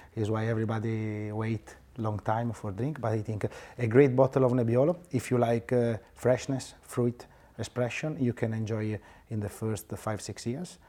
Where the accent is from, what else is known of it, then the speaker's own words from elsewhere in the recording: Barbaresco, Piedmont, Italy; I'm from Barbaresco Village, a really, really tiny vi-, village with six hundred people